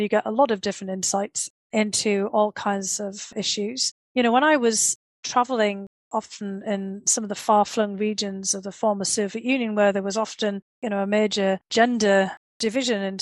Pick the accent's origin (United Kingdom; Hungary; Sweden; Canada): United Kingdom; Bishop Auckland, North East England; moved away as an adult; also born or lived in St Andrews, Scotland / United States; my hometown of Bishop Auckland had one of the last Roman forts